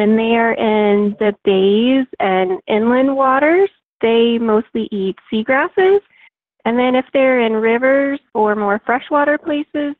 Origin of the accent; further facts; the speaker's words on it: Florida, United States; I grew up here in Florida